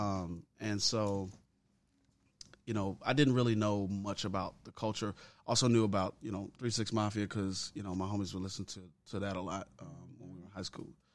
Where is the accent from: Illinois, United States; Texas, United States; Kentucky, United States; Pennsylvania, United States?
Illinois, United States; Chicago; now in Memphis, United States; I'm originally from Southside Chicago. Uh, I was born on eighty-first and Emerald. Um, yeah, born and raised there